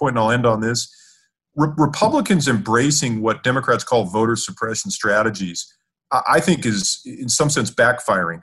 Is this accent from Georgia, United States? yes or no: no; California, United States; I grew up in California